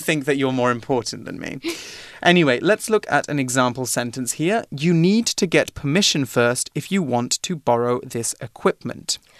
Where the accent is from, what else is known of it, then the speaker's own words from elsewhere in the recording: United Kingdom; I'm from Britain, but the official name of my country is the United Kingdom of Great Britain and Northern Ireland.